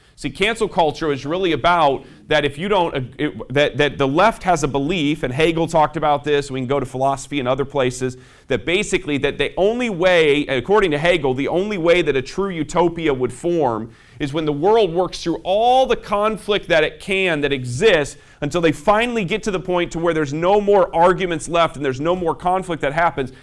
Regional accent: South Bend, Indiana, United States; I'm from South Bend, Indiana

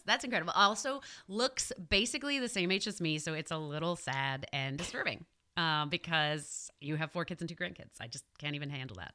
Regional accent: New York City, New York, United States; I am from Queens, New York

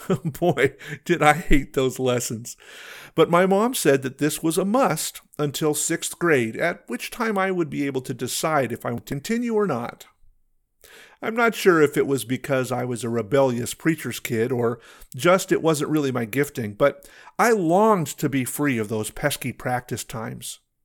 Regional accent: Pacific Northwest, United States; also born or lived in La Paz, Bolivia / Peru; I was born in La Paz, Bolivia, and lived in a small city in Peru until I was about 5. Then, my parents became pastors, and we lived in a couple of different cities in the beautiful Pacific Northwest

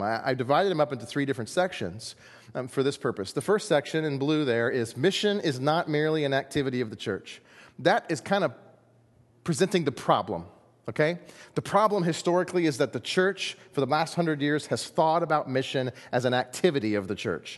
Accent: United States; we're American

